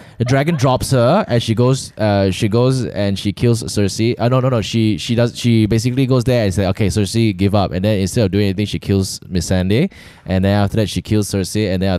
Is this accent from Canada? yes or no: no; Malaysia; accent: Malaysian; I've always been really, really conscious of like what people would think of my original Malaysian accent.